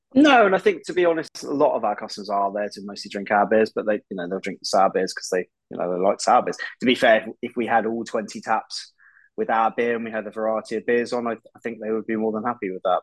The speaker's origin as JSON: {"language": "English", "town": "Reading", "region": "South East England", "country": "United Kingdom", "tie": "born or raised there", "moved": "as an adult", "said": "I was brought up in Reading actually. That's oh, well, yeah, I, okay. Yeah, I grew up there. I, I, moved away when I was about eighteen"}